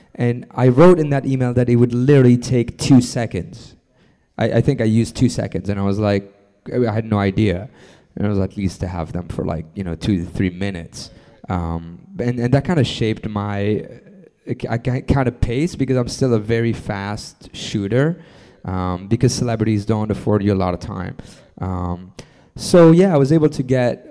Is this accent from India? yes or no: no; France; moved away as an adult; also born or lived in Lebanon / New York City; I moved to France uh, and grew up in France from two years two years old on to um, about until I was about 25. Um, and after that, I moved to New York City.